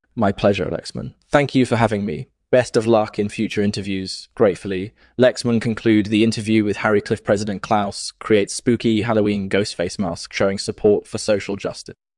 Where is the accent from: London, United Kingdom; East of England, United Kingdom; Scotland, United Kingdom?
London, United Kingdom; I was born and raised in London, England.